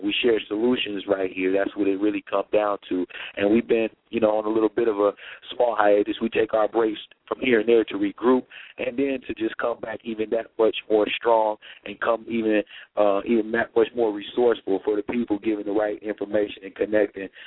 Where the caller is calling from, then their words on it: Millbrook, Alabama, United States; I'm calling from Millbrook, Alabama